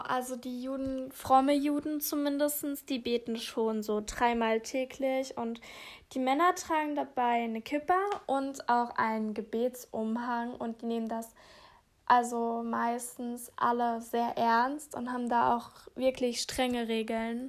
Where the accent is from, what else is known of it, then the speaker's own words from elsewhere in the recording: Germany; ich als Deutscher